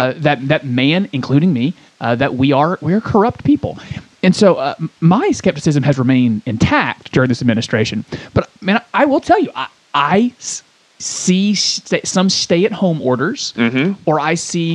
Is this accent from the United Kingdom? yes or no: no; Côte d’Ivoire; born there; I was born in Ivory Coast, West